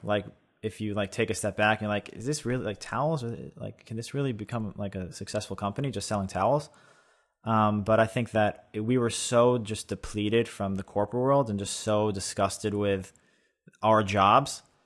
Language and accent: English; East Meadow, New York, United States; I grew up in East Meadow, about forty minutes